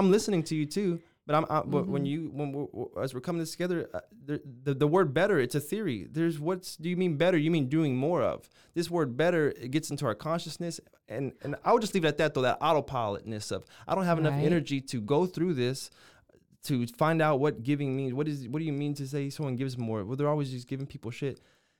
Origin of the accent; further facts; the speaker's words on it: Waco, Texas, United States; born there; I was born in Waco, Texas. This is my family.